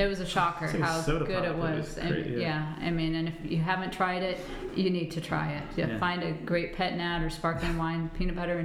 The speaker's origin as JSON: {"language": "English", "region": "Washington", "country": "United States", "tie": "born or raised there", "moved": "yes", "lives_now": "North Carolina, United States", "said": "I grew up in Washington State"}